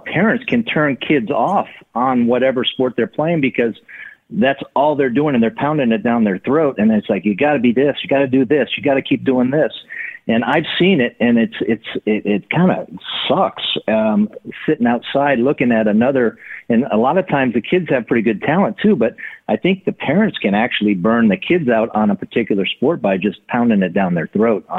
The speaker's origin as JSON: {"language": "English", "region": "California", "country": "United States", "tie": "born or raised there", "said": "Growing up in California was awesome."}